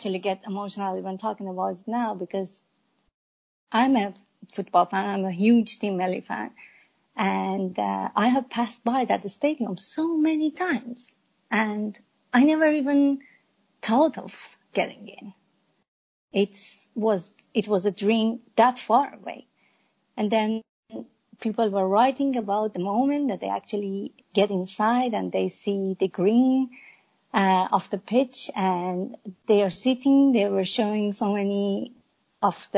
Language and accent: English; Iran; I'm an Iranian woman. I was born and raised in Iran